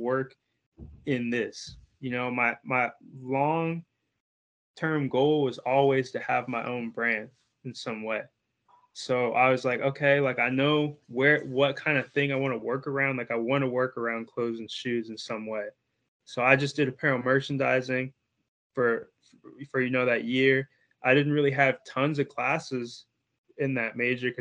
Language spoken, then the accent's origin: English; Bloomington, Indiana, United States; I'm from Bloomington, Indiana